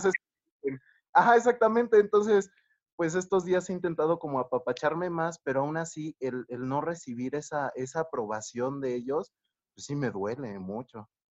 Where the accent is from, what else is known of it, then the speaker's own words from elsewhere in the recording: Mexico; soy de México